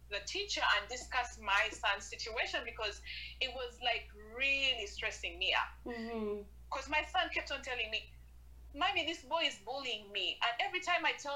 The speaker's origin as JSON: {"language": "English", "country": "Uganda", "moved": "yes", "lives_now": "Canada", "said": "I'm proudly Ugandan."}